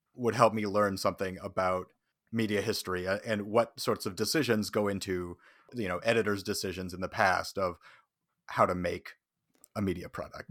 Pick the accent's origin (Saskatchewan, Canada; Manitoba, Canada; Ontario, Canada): Saskatchewan, Canada; now in Toronto, Canada; I'm originally from Saskatchewan